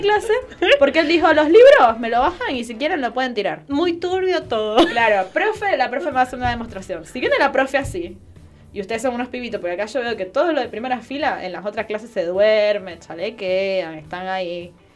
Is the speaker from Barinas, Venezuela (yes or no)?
no; Ciudad Bolívar, Bolívar, Venezuela; moved away; mi ciudad natal, de la capital de mi provincia